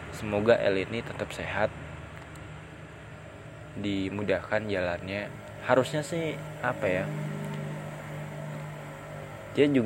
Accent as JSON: {"language": "Indonesian", "town": "Depok", "region": "West Java", "country": "Indonesia", "said": "aku kan dari Depok nih UI itu kan ada di Depok"}